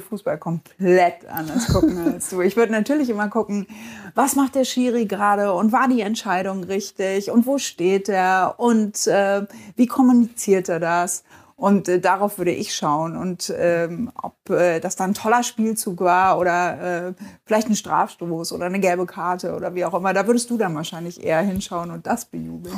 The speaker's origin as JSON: {"language": "German", "town": "Bad Lauterberg", "region": "Lower Saxony", "country": "Germany", "tie": "born or raised there", "lives_now": "Hanover, Germany", "said": "ich bin in Bad Lauterberg geboren und aufgewachsen und bin bis zum Abitur da geblieben"}